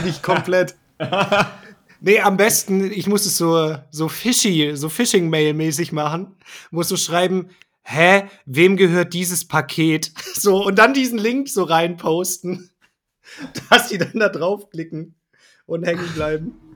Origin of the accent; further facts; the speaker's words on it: Swabia, Germany; bin ja auch Schwabe